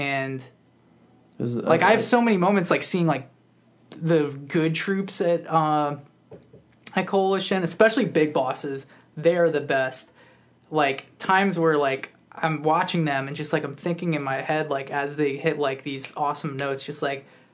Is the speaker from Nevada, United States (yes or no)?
no; Woodbridge, Virginia, United States; I grew up in Northern Virginia